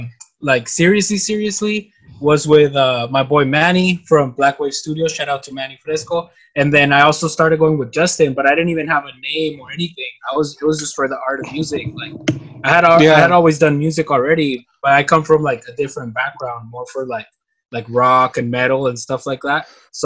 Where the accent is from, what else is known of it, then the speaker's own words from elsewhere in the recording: Mexicali, Baja California, Mexico; first language Spanish; English is a second language; So I'm from Mexicali, but I mean I've been living here for you know, I'm 27